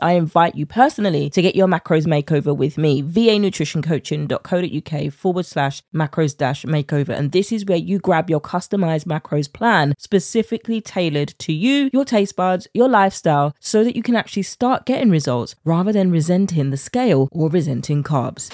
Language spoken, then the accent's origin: English; United Kingdom; accent: British; my British accent